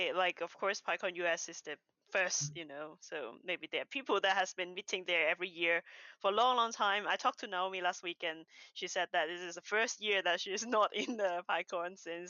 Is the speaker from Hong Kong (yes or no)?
yes; Hong Kong; now in United Kingdom; where I'm from, Hong Kong.